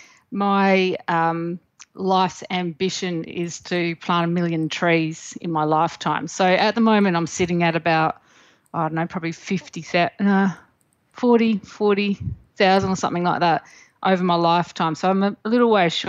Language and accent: English; the Mallee, South Australia, Australia; I grew up in the Mallee in South Australia